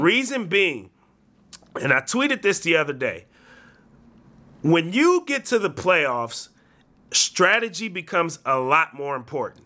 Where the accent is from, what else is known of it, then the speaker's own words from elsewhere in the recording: the Bay Area, California, United States; We're from the Bay